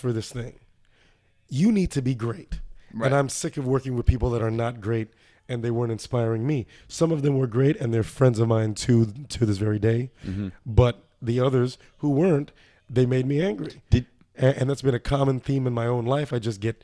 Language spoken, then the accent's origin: English; Orlando, Florida, United States; I'm from Orlando, Florida